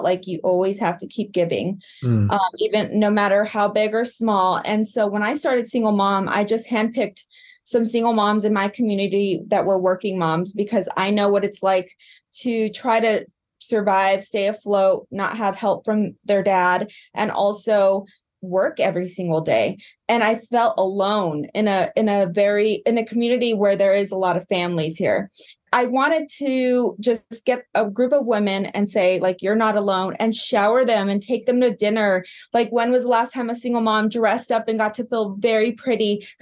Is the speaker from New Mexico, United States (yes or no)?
yes; Albuquerque, New Mexico, United States; moved away; also born or lived in Colorado; my hometown in Albuquerque